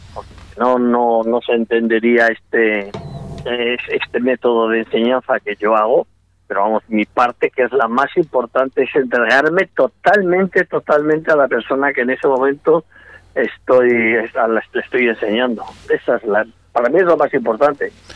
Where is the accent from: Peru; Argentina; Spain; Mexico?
Spain; Salamanca, Castile and León; moved away as an adult; now in Vigo, Spain; nací en Salamanca, me siento salmantino de plenos derechos, pero vivo en Vigo